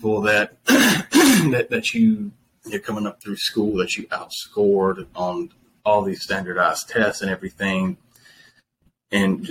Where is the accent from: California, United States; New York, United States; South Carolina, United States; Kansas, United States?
South Carolina, United States; Flat Creek; I grew up in Flat Creek, South Carolina